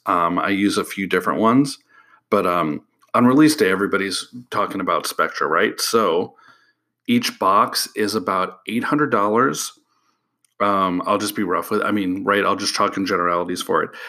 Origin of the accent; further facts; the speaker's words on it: Illinois, United States; moved away; I'm from Illinois originally